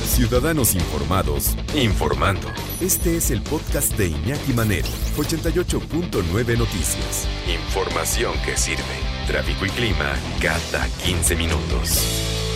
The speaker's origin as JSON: {"language": "Spanish", "country": "Mexico", "tie": "born or raised there", "also_born_or_lived": "New York", "moved": "as an adult", "said": "yo crecí haciendo teatro en la Compañía Nacional de Teatro"}